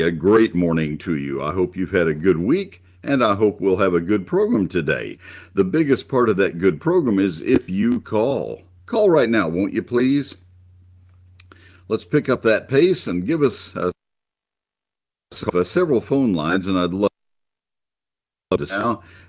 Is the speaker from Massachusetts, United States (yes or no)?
no; College Station, Texas, United States; also born or lived in Ohio / Dallas-Fort Worth area; I grew up in College Station, Texas.